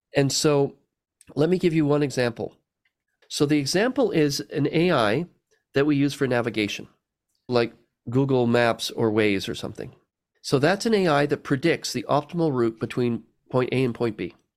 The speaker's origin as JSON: {"language": "English", "country": "Canada", "tie": "born or raised there", "said": "I was born in Canada"}